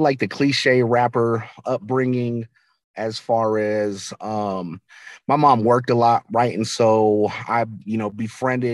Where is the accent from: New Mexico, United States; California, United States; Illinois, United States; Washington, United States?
New Mexico, United States; Albuquerque; I grew up in Albuquerque, New Mexico.